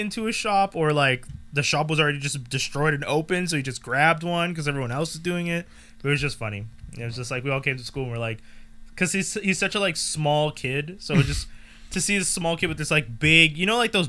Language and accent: English; Montreal, Quebec, Canada; born or raised there